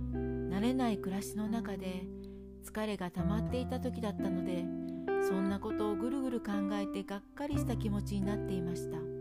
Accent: Kansai, Japan; moved away as an adult; now in Hokkaido, Japan; 私が関西出身なので

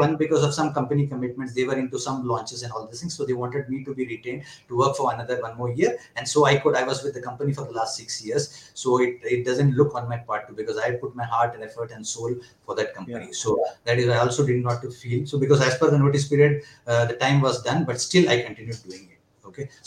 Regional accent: Mumbai, Maharashtra, India; moved away as an adult; also born or lived in Kerala; now in Bangalore, India; I have my roots from Kerala. I was born and brought up in Mumbai.

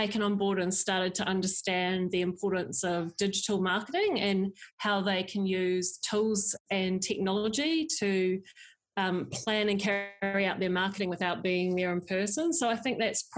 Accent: New Zealand; also born or lived in southern France; now in France; born and bred in New Zealand, but now I'm based in southern France between Cannes and Monaco

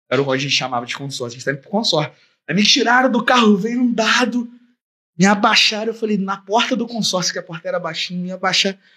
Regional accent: Belford Roxo, Rio de Janeiro, Brazil; Tipo assim, porra, eu sou de Bel, caralho. Eu sou de Bel

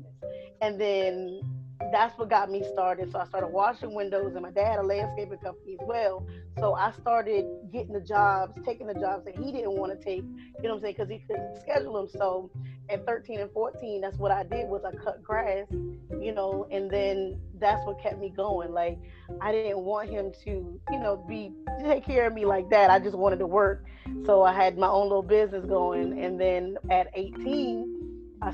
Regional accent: Conway, South Carolina, United States; also born or lived in Myrtle Beach, South Carolina; I'm originally from Horry County, South Carolina. In between, I'm from Conway and Myrtle

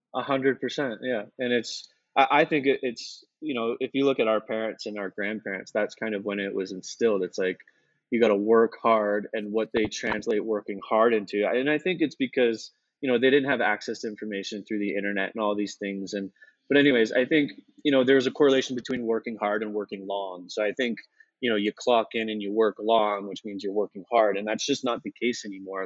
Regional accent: Canada; moved away as an adult; being Canadian

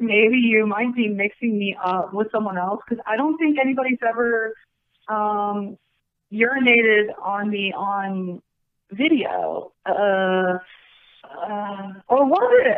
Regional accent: Sioux Falls, South Dakota, United States; I grew up in a small town in the state of South Dakota called Sioux Falls

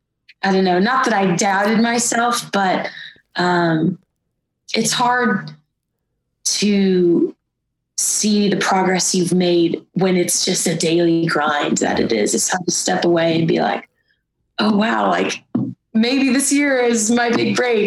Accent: Cincinnati, Ohio, United States; Yeah. Cincinnati, Ohio.

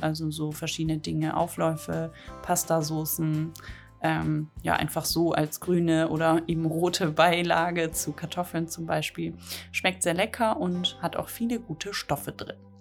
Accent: the North, Northern Germany, Germany; Schnippelbohnen, sagt man bei uns im Norden

